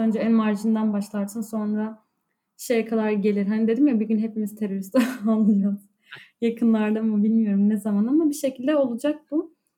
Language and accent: Turkish; Cizre, Şırnak Province, Turkey; moved away; ben Cizreliyim